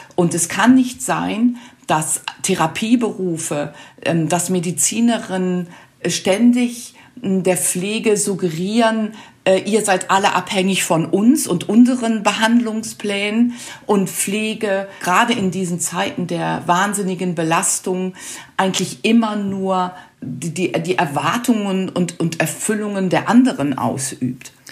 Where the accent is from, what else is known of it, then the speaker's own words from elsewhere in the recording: North Rhine-Westphalia, Germany; Ich komme ja aus Nordrhein-Westfalen